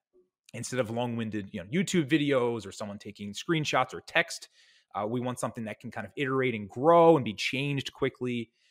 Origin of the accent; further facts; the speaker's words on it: Ireland; because I'm pale Irish guy